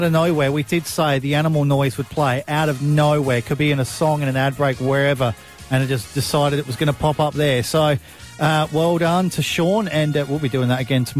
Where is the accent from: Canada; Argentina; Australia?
Australia; South Australia; now in Mid-North Coast, Australia; I'm South Australian